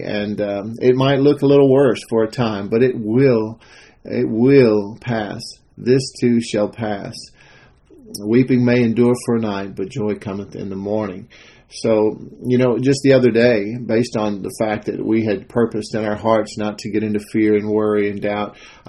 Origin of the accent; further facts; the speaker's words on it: Texas, United States; I'm a Texan. I like to make my own chili from scratch.